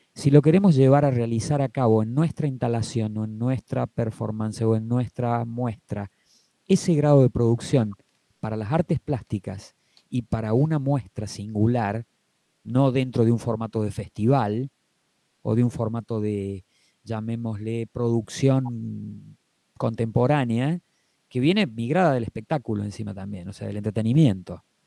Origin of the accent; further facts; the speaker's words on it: Argentina; Como argentinos que no somos americanos, ni somos europeos